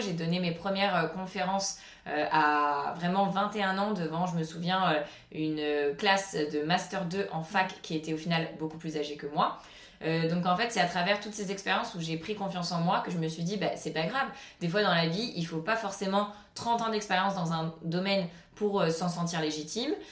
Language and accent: French; Cannes, Provence-Alpes-Côte d'Azur, France; also born or lived in Paris; Cannes, vu que c'est là où j'ai grandi